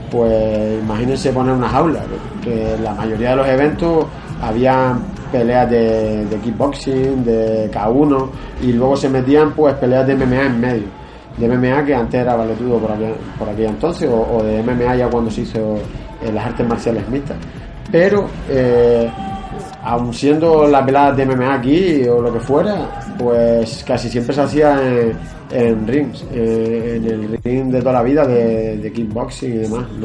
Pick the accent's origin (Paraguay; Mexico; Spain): Spain; Canary Islands; also born or lived in Asturias / Galicia; o sea, yo nací en Asturias, a los pocos meses me fui otra vez a Galicia, y, pero, me crié aquí. Soy de, yo me considero canario porque eh, pues llevo toda la vida aquí